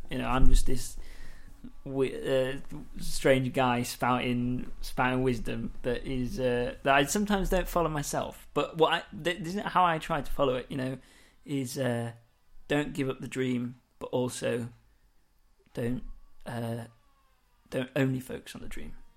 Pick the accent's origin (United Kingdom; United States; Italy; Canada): United Kingdom; Lincoln, East Midlands; moved away; I come from Lincoln, that's where it's brought up